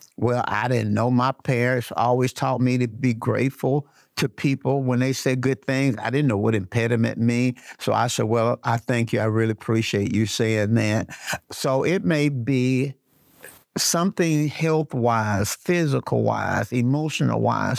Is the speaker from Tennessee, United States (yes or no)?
no; Birmingham, Alabama, United States; also born or lived in Flint, Michigan; I was born in Flint, Michigan, but I was raised in Birmingham, Alabama, uh, brought to Birmingham as a baby